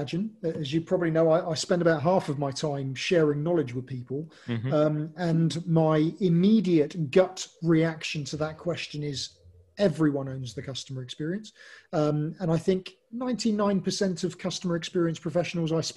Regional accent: England, United Kingdom; I'm English

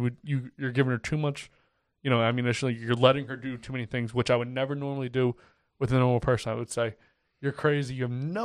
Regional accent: Pennsylvania, United States; we're from Pennsylvania

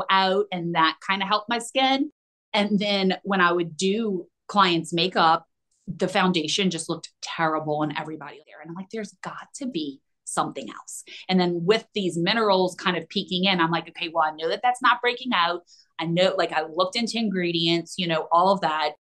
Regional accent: Houston, Texas, United States; moved away; also born or lived in Destin, Florida; I was born in Houston and then we moved to Florida, actually Destin, for like a year

